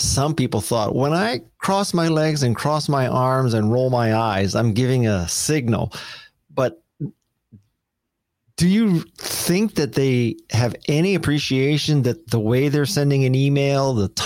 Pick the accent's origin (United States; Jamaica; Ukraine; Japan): Japan; I'm Japanese